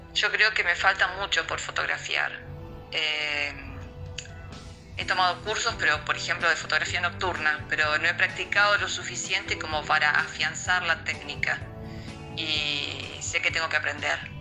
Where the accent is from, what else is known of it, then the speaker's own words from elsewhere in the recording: Santa Fe, Argentina; now in Esperanza, Argentina; nací en Santa Fe, ciudad de argentina. Vivo en Esperanza, ciudad de argentina